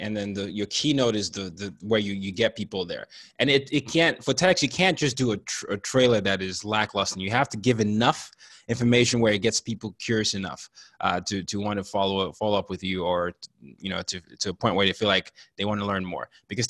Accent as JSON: {"language": "English", "country": "Nigeria", "said": "So I'm a Nigerian, and I grew up in 5 countries and 4 continents by the time I was 17."}